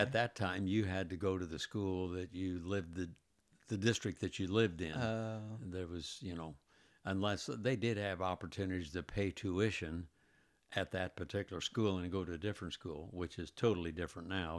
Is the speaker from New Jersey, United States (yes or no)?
no; Indianapolis, Indiana, United States; also born or lived in Greenwood, Indiana; I was born in Indianapolis, lived in Indianapolis all my life, except for maybe the last twenty some odd years when we moved to Greenwood, which was all of two miles farther south